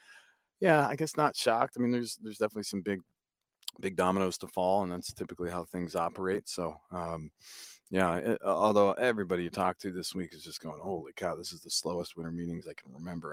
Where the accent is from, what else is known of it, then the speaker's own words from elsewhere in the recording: New Hampshire, United States; moved away as an adult; I grew up in New Hampshire